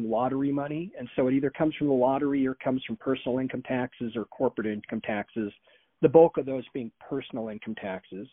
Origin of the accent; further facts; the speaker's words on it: Beaverton, Oregon, United States; also born or lived in Klamath County, Oregon; I was raised in Beaverton, Oregon, back in the 70s and 80s, graduated from Sunset High School